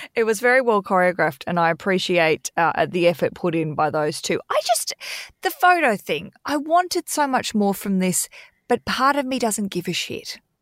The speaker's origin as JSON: {"language": "English", "country": "Australia", "moved": "yes", "said": "as an Aussie living overseas"}